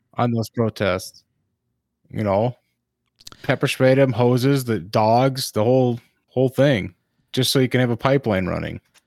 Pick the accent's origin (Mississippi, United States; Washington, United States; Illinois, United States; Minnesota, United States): Minnesota, United States; we're from Minnesota